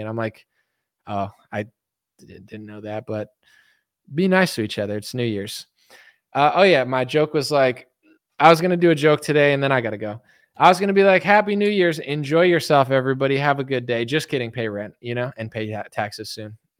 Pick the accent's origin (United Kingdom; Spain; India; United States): United States; I'm an American.